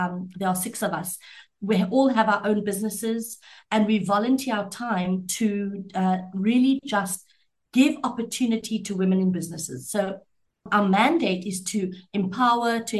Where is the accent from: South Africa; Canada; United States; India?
South Africa; Cape Town, Western Cape; I am a proudly Capetonian female.